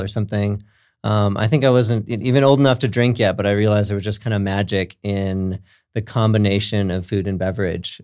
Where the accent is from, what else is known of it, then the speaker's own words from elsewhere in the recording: Minnesota, United States; also born or lived in California; now in Lakewood, United States; I was born in California, but raised in Minnesota, so I got some, some Midwest roots.